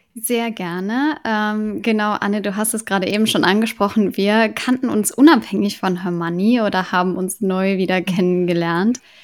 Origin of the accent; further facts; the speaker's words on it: Cologne, North Rhine-Westphalia, Germany; Ich komme ja aus Köln